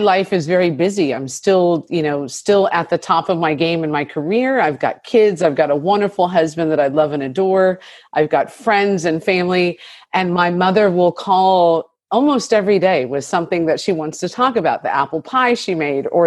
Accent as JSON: {"language": "English", "area": "Monterey Bay", "region": "California", "country": "United States", "tie": "born or raised there", "said": "being a biracial family and growing up in Monterey Bay"}